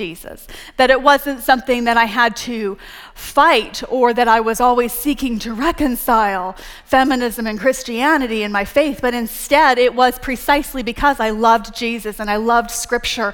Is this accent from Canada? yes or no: yes; Canada; moved away as an adult; also born or lived in Texas; now in United States; I'm Canadian